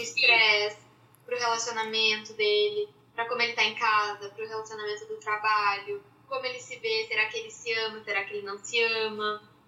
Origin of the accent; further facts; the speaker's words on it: Curitiba, Paraná, Brazil; now in São Paulo, Brazil; atualmente trabalho em São Paulo, mas sou de Curitiba